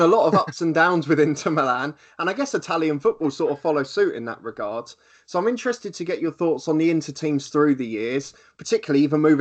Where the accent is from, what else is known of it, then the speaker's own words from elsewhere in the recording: England, United Kingdom; growing up in England, I was probably high school